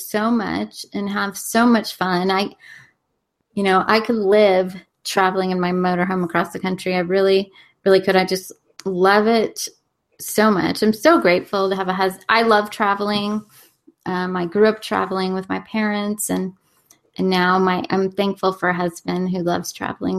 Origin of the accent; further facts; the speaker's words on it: Corona, California, United States; my hometown, Corona, California